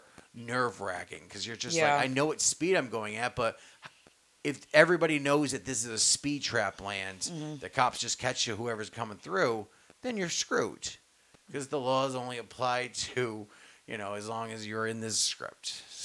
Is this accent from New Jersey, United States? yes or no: no; New York, United States; I'm from New York.